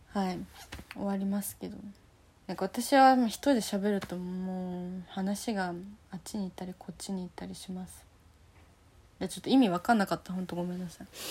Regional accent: Fukuoka, Japan; now in Tokyo, Japan; 私はま福岡出身なのでね

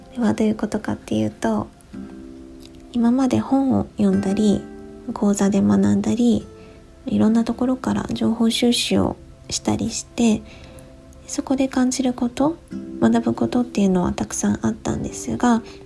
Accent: Kyushu, Japan; moved away as an adult; now in Kansai, Japan; 今は関西に住んでいるんですがもともとは九州で生まれ育って結婚を機に数年前にこちらに引っ越してきました

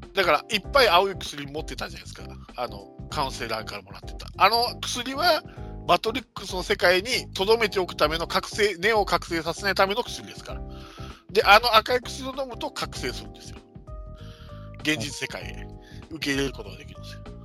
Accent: Hiroshima, Japan; 広島生まれ育広島育ちだからですかね

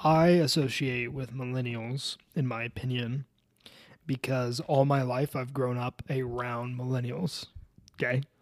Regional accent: Colorado, United States; I'm from Colorado

